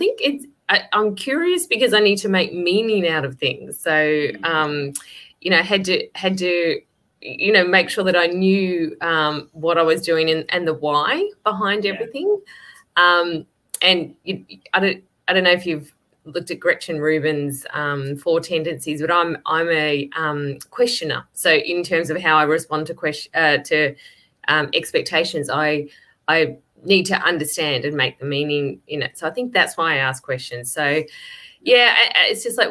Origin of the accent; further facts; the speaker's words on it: Yarra Valley, near Melbourne, Victoria, Australia; moved away as an adult; also born or lived in Italy / China; now in Sydney, Australia; I actually grew up in the Yarra Valley in near Melbourne. So in the state below us in Victoria.